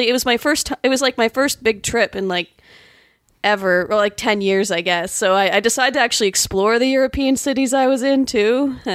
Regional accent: Canada; from Canada. Our dollar's not good anywhere. So.

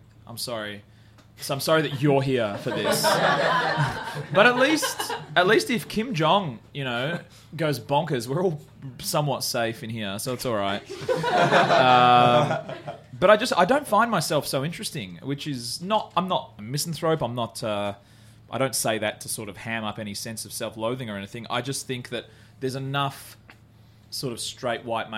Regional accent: Australia; I'm from Australia

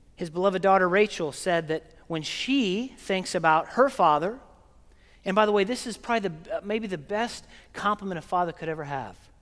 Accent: Oklahoma, United States; moved away; I'm from Oklahoma, and we're landlocked, and we don't have, we have our own accent

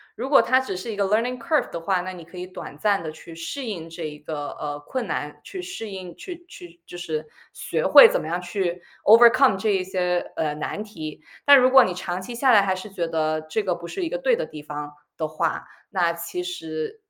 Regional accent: California, United States; moved away as an adult; also born or lived in Michigan / Minneapolis / New York / Cambridge; now in Shanghai, China; 我是加州长大

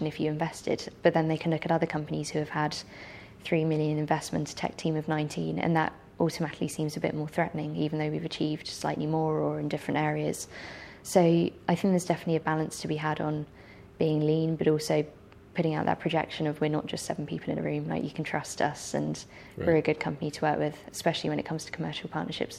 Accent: England, United Kingdom; as an English person

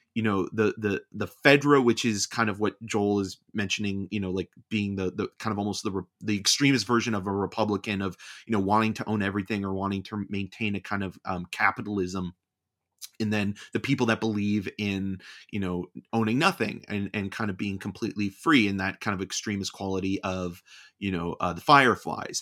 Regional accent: Canada; being Canadian

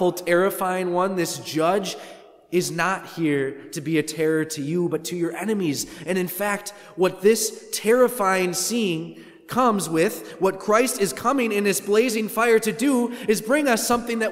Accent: Wisconsin, United States; I'm from Wisconsin

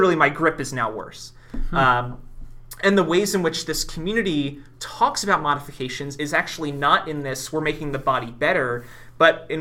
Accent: Philadelphia, Pennsylvania, United States; I'm from Philadelphia

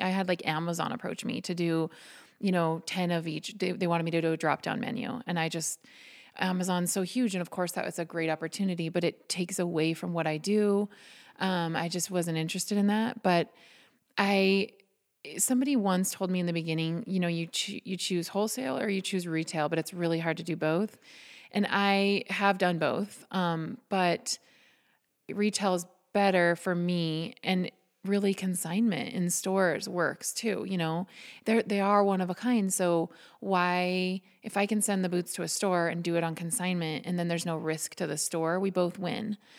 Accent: Butte, Montana, United States; now in Harrison, United States; I'm originally from Butte, um, so fifty miles from here. Um, born and raised

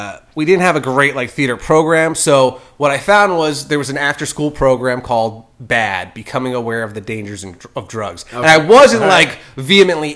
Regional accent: Ocean County, New Jersey, United States; moved away; I'm from New Jersey

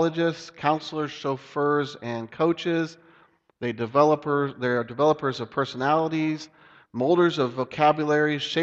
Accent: Dayton, Ohio, United States; where I grew up in Dayton, Ohio

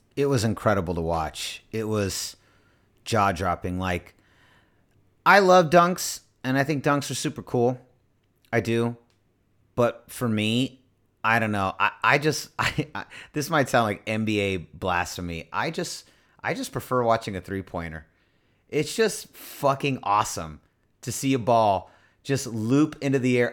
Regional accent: San Francisco, California, United States; I'm from San Francisco

